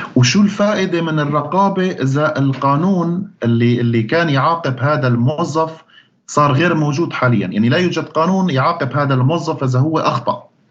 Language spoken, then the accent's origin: Arabic; Syria; moved away as an adult; also born or lived in Sweden; أنا مواطن سوري